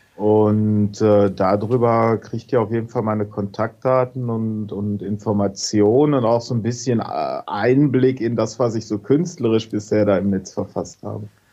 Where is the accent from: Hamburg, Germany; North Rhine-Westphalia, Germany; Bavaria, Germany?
North Rhine-Westphalia, Germany; Hagen; moved away as an adult; also born or lived in Letmathe / Hohenlimburg; now in Witten, Germany; ich bin geboren in Letmate, habe äh, Jahrzehnte in Hagen gewohnt und bin jetzt nach Witten gezogen